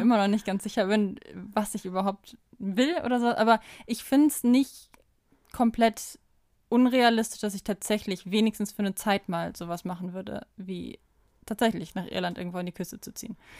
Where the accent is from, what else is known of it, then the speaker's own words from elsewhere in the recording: Kamen, North Rhine-Westphalia, Germany; moved away as an adult; also born or lived in Unna / Bielefeld / Kassel; ich bin in Kamen aufgewachsen, in besagtem Mehrgenerationenhaushalt